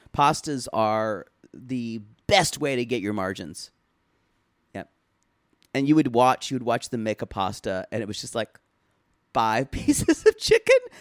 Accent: United States; I'm American

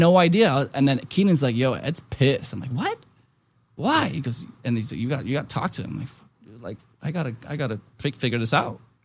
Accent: Germany; moved away; I was born in Germany

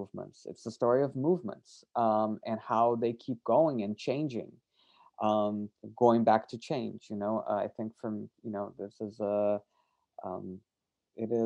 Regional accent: Brazil; I grew up in Brazil

